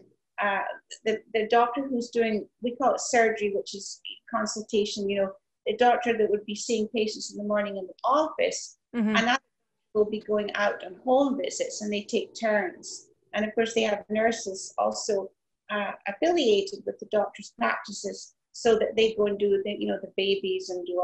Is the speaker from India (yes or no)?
no; Highlands of Scotland, United Kingdom; I was brought up in the Highlands of Scotland, way up in the hills, the moors, as we call it, and overlooking Loch Ness